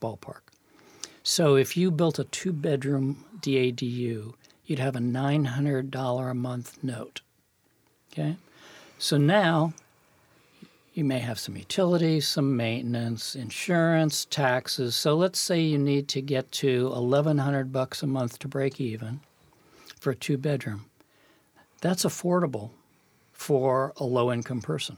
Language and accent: English; New York City, New York, United States; I was born in Brooklyn, New York